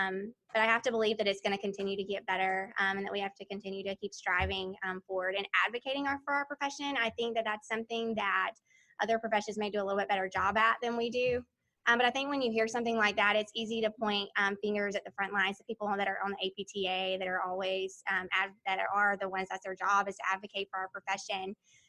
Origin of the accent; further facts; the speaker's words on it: South Carolina, United States; I'm from South Carolina.